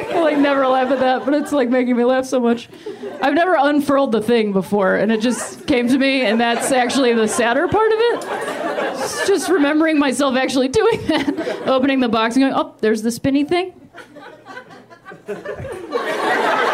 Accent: Ohio, United States; now in Los Angeles, United States; I'm from Ohio originally

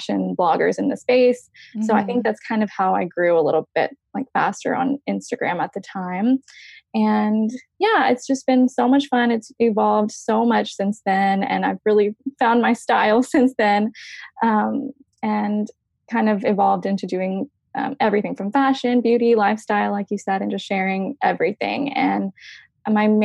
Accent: Tyler, Texas, United States; I was born and raised in East Texas in a little town called Tyler, and I still live there

